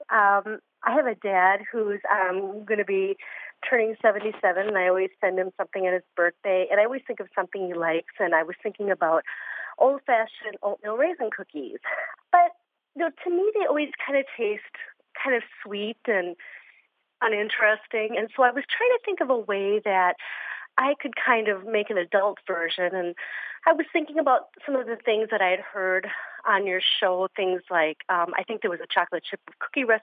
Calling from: Corvallis, Oregon, United States; I'm from Corvallis, Oregon.

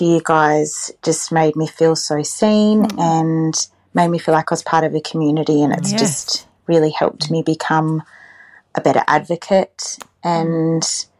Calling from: New South Wales, Australia; I'm calling in from New South Wales.

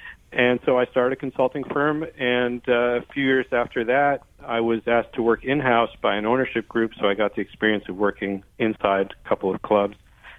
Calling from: Brooklyn, New York, United States; Brooklyn, New York.

